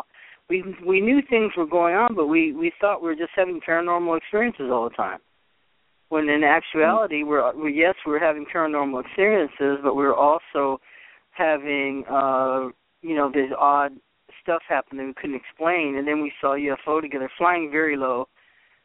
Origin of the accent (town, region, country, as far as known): upstate New York, United States; born or raised there; moved away; also born or lived in Boston